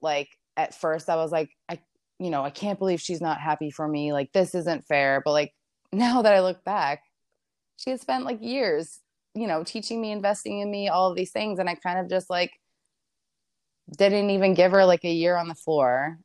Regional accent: Maryland, United States; moved away as an adult; now in Los Angeles, United States; I'm from Maryland, so I live in L A right now, but I was born and raised in Maryland, lived my whole life there

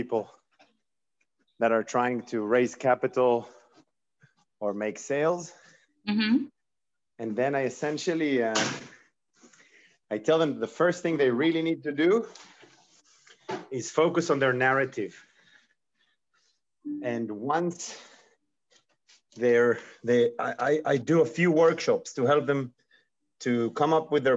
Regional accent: Israel; I'm from Israel.

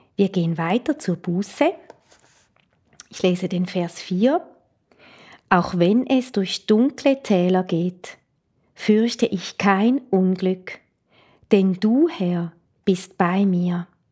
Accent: Switzerland; Ich komme aus der Schweiz

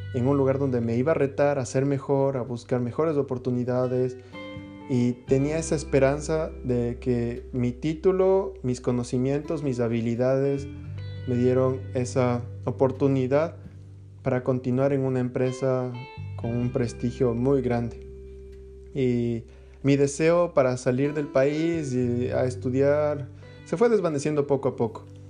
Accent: Quito, Pichincha, Ecuador; moved away as an adult; soy ecuatoriano, eh, nací en Quito, en la capital

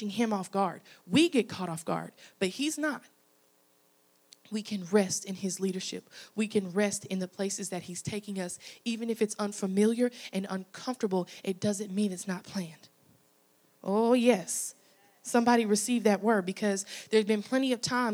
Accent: Arkansas, United States; moved away as an adult; now in Louisiana, United States; I'm originally from Arkansas

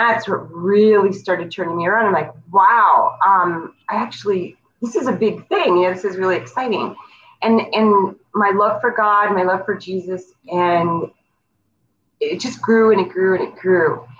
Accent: North Dakota, United States; moved away; also born or lived in Virginia; I grew up in North Dakota.

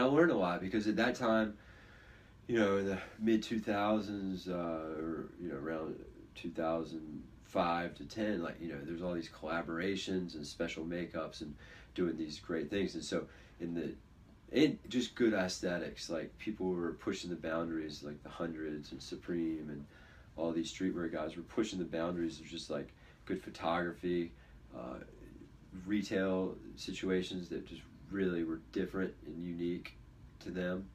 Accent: Virginia Beach, Virginia, United States; Josh and I, we grew up here in Virginia Beach together

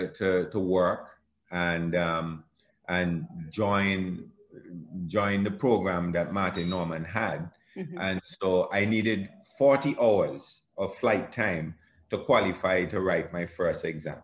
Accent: Antigua & Barbuda; I was born in Antigua, grew up in the little village called Michael's Village

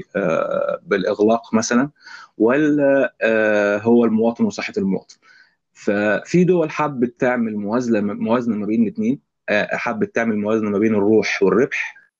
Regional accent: Egypt; عندنا في مصر

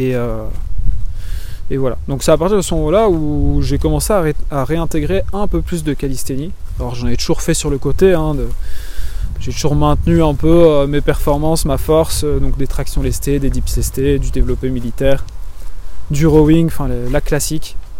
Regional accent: Belgium; moved away as an adult; also born or lived in Martinique / Toulouse, France; je suis belge, j'habitais en Belgique avant

